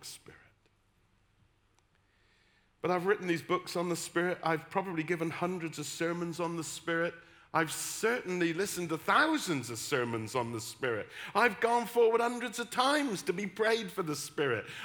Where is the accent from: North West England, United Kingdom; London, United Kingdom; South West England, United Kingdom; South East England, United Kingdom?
South West England, United Kingdom; West Country; accent: West Country; Instead of putting on my West Country accent where I'm from, I put on my best Oxford accent.